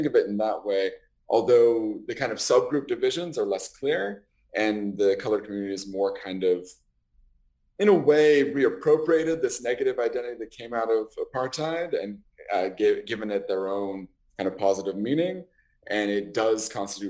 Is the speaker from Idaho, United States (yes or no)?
yes; Idaho, United States; moved away as an adult; now in United Kingdom; my hometown in Idaho